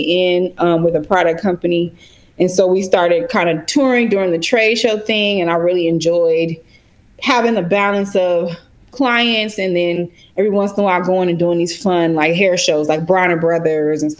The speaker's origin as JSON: {"language": "English", "town": "Chicago", "region": "Illinois", "country": "United States", "moved": "as an adult", "lives_now": "Los Angeles, United States", "said": "I am originally from Chicago"}